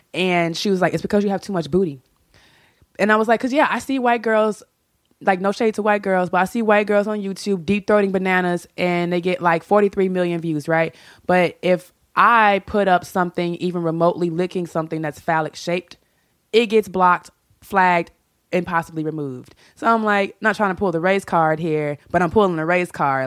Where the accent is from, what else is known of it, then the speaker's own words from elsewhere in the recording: Chicago, Illinois, United States; I'm from Chicago